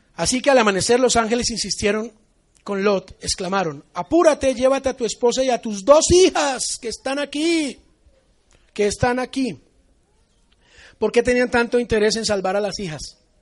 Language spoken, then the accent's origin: Spanish; Colombia; yo soy colombiano.